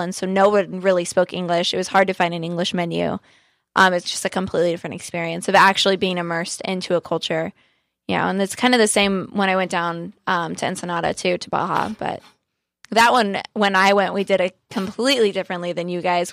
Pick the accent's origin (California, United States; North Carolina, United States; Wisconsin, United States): California, United States; Southern; I'm born and raised in Southern California